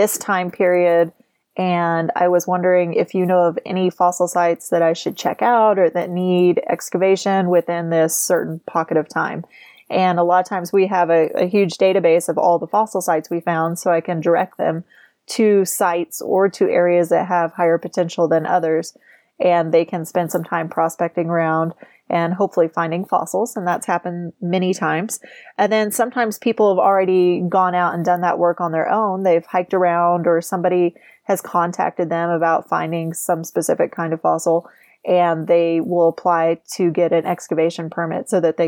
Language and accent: English; United States; also born or lived in Oklahoma / Arkansas; now in Utah, United States; I grew up in Oklahoma and Arkansas